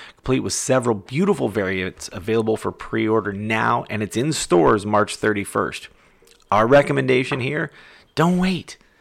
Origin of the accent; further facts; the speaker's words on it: Ohio, United States; my home state of Ohio